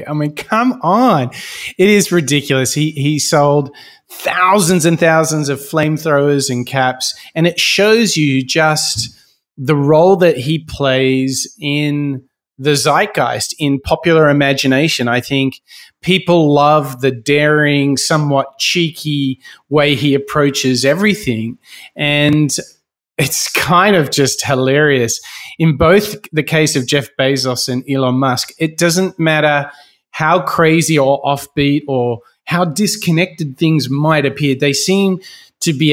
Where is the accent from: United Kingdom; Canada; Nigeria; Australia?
Australia; here in my home country of Australia